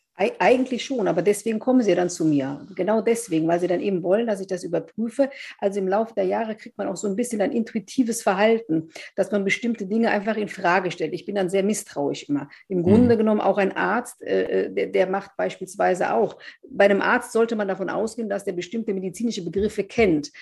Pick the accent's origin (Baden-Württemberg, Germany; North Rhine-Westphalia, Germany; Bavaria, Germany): North Rhine-Westphalia, Germany; Wesseling; in meiner Heimatstadt sozusagen in Wesseling